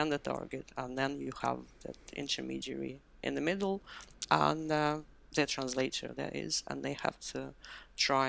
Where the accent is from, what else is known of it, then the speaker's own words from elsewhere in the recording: Moscow, Russia; moved away as an adult; now in London, United Kingdom; I moved to London from Moscow, where I grew up and I was educated. That was about 20 years ago.